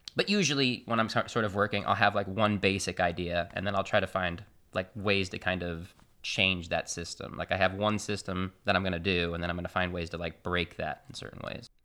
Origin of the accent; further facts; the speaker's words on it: Austin, Texas, United States; moved away as an adult; also born or lived in San Marcos, Texas / Houston, Texas; now in Chicago, United States; I grew up in Austin, Texas.